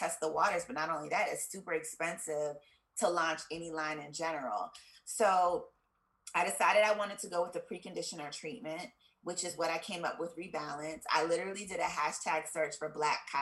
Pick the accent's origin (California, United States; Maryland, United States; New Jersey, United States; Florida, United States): Maryland, United States; Columbia; also born or lived in Pennsylvania / Washington, D.C.; I am from Columbia, Maryland. I was born in Columbus, Ohio, but I moved from there when I was like 4, so I really have no memory of it. And I grew up in Maryland